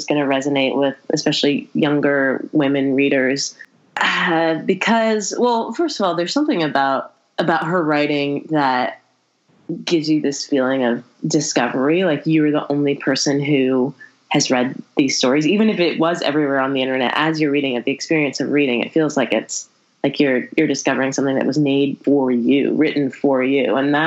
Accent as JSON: {"language": "English", "town": "Berkeley", "region": "California", "country": "United States", "tie": "born or raised there", "also_born_or_lived": "El Paso, Texas"}